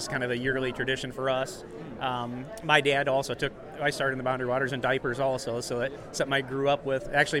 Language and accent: English; Illinois, United States; We're from Central Illinois.